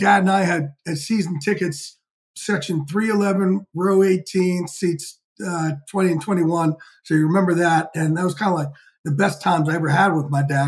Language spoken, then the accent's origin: English; outside of New York City, New Jersey, United States; I like to say I grew up outside of New York